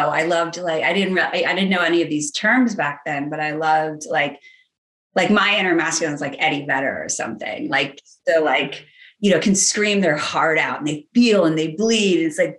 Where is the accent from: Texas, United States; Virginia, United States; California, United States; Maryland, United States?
Virginia, United States; moved away; also born or lived in New York City; I grew up in Virginia